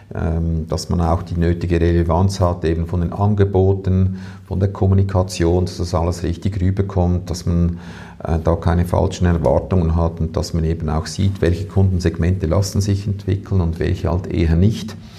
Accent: Switzerland; bei uns in der Schweiz

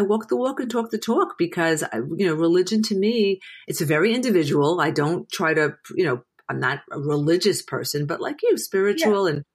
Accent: New York City, New York, United States; I was a girl from Brooklyn

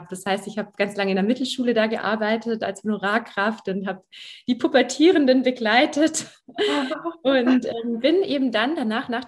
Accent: Baden-Württemberg, Germany; Ja, ich bin aufgewachsen am Bodensee tatsächlich, also in der Nähe von Ravensburg.

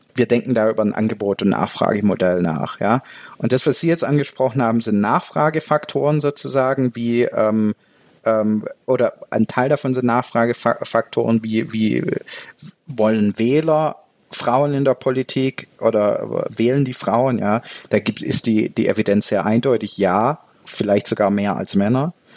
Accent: Baden-Württemberg, Germany; moved away as an adult; now in Switzerland; meinen Heimatbundesland Baden-Württemberg

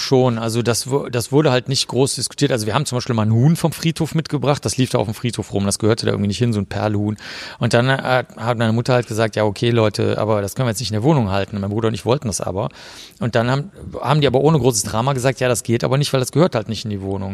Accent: Cologne, North Rhine-Westphalia, Germany; also born or lived in Bavaria; ich bin in Köln aufgewachsen.

